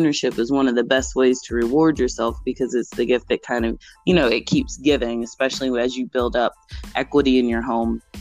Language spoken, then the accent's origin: English; Charlotte, North Carolina, United States; moved away as an adult; also born or lived in Seattle / New York; now in Greensboro, United States; I was born and raised in Charlotte, so I always feel like Charlotte is going to be my home.